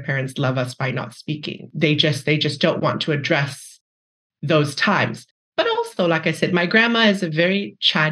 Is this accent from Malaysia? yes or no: yes; Malaysia; moved away as an adult; I grew up in Malaysia. I basically spent my entire childhood there until undergrad, and then I came here for